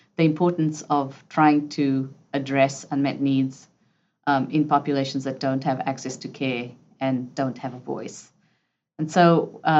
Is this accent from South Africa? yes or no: yes; South Africa; moved away; I grew up in South Africa under apartheid